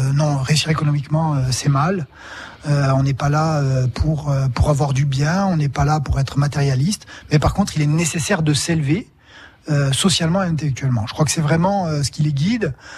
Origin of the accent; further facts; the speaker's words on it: Bastia, Corsica, France; Je suis né à Bastia il y a longtemps, à présent